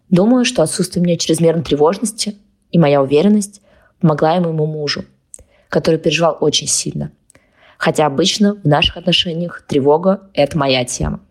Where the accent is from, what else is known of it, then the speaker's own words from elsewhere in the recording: Kazan, Tatarstan, Russia; moved away as an adult; also born or lived in Moscow; Он в Казани, это мой родной город, я в Москве